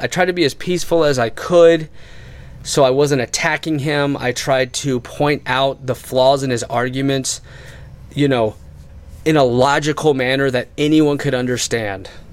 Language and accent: English; Waldorf, Maryland, United States; in high school, in Westlake High School, where we grew up in Waldorf, Maryland, where we went to school and where we graduated